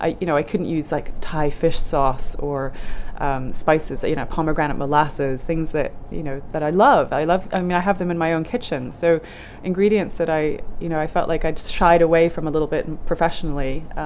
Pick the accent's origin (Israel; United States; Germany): Germany; born there; I wasn't born in Norway, so that wouldn't have helped. I was born in Germany.